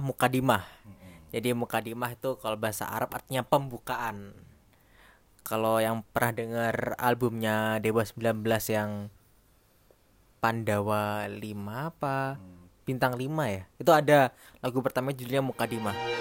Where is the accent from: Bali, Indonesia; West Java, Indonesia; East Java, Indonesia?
East Java, Indonesia; Jember; moved away as an adult; also born or lived in Surabaya; now in Jakarta, Indonesia; gua asal dari Jawa Timur, dari Jember